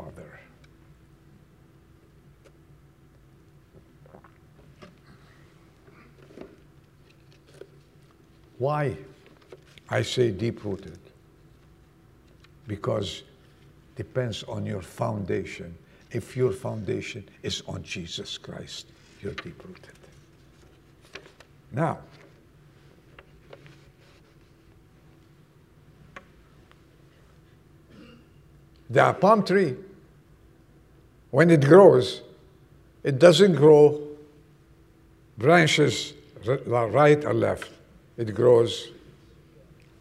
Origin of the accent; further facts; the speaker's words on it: Lebanon; moved away; I was born in Lebanon